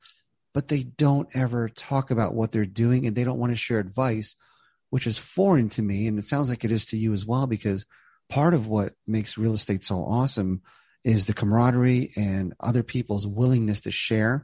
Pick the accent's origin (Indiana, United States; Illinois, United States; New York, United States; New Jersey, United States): New Jersey, United States; I grew up in Jersey, so I understand the mindset